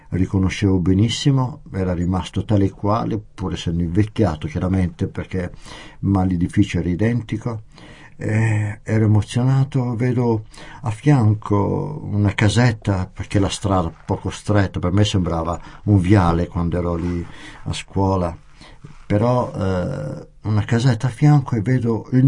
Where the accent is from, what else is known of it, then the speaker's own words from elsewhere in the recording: Italy; also born or lived in France; signora senta io vengo dall'Italia